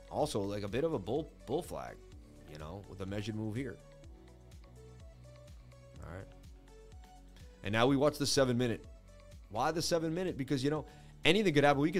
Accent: Boston, Massachusetts, United States; I grew up in Boston. I know everything about Boston.

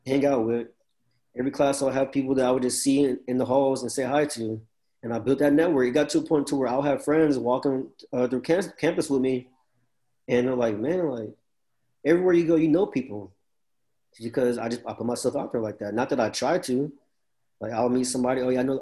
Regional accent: College Station, Texas, United States; also born or lived in Dallas; I'm from College Station

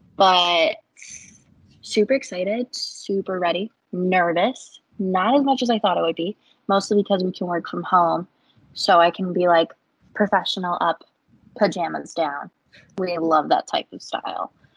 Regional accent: Illinois, United States; moved away as an adult; now in Tennessee, United States; I was born in Illinois, lived there my whole life, and just recently moved to Tennessee for a career

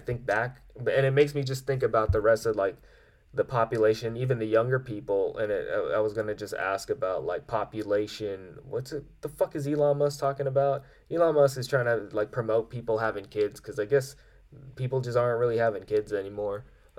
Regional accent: Philippines; Nope, I'm Filipino.

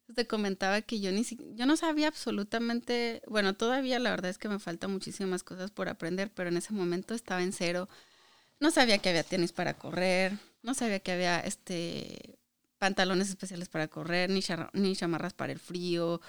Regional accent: Hidalgo del Parral, Chihuahua, Mexico; moved away as an adult; now in Michigan, United States; soy mexicana eh, y soy del estado de Chihuahua, pero de un municipio que se llama Hidalgo del Parral.

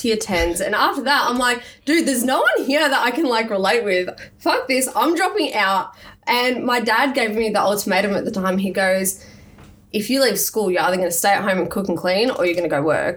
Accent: Melbourne, Victoria, Australia; moved away as an adult; now in Gold Coast, Australia; I grew up in Melbourne

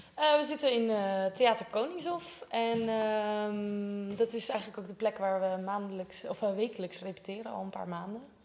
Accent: Rotterdam, South Holland, Netherlands; ik kom uit Rotterdam

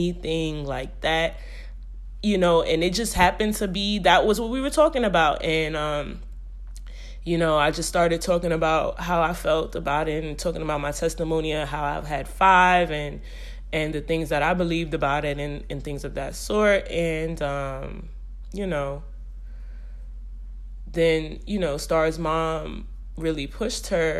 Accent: New York City, New York, United States; I'm from Brooklyn

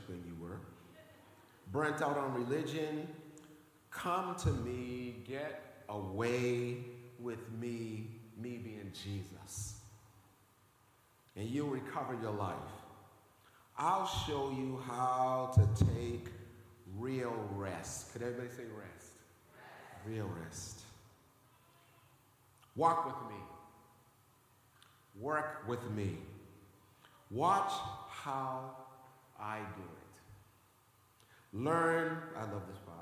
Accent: Boston, Massachusetts, United States; one of the most friendliest places in the Boston area, because I was born in this area

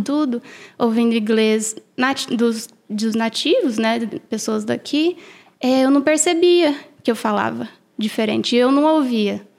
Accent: Brazil; now in United States; eu sou brasileira

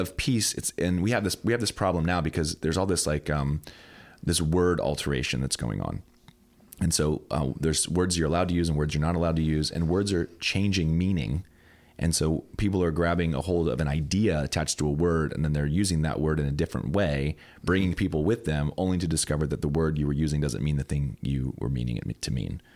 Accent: United States; the America I'm living in is increasingly different than the one that I grew up learning about in grade school and middle school with the Christian education

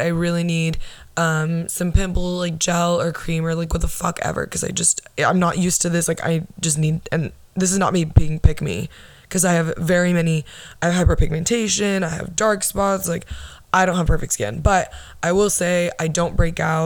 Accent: Orlando, Florida, United States; I'm from Florida. I'm from Orlando, Arnold Palmer Hospital, born August 11th, 1999

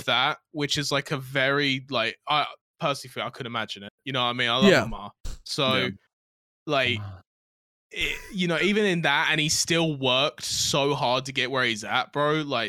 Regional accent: United Kingdom; And I remember there was these guys that was just dogging on me for being British for no reason.

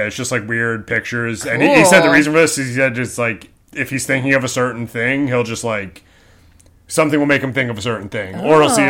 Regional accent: New Jersey, United States; I'm from Jersey. Well, I grew up in Jersey.

